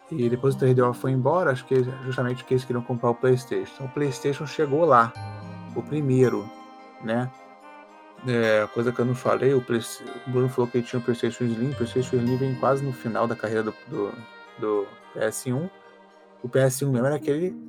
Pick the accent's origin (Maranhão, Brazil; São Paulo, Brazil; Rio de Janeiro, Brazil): Rio de Janeiro, Brazil; Niterói; also born or lived in Macaé; sou de Niterói, mas minha família também é de Macaé, uma cidade perto.